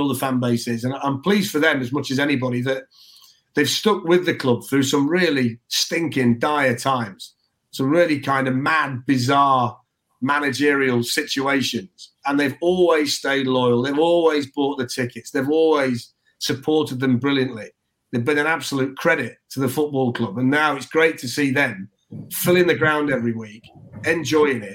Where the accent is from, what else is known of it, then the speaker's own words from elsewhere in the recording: Nottingham, East Midlands, United Kingdom; I'm from Nottingham